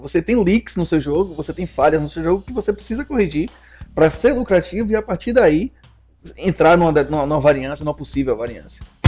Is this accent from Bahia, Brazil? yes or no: yes; Salvador, Bahia, Brazil; moved away as an adult; now in Juazeiro, Brazil; nós somos de Salvador, né? Ele hoje ainda está em Salvador, eu estou morando em Juazeiro, né? Precisei me mudar para cá